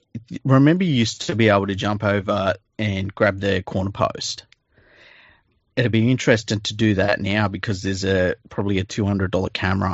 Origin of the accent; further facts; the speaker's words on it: Mount Druitt, New South Wales, Australia; So, you know, I'm a kid from Mount Druitt.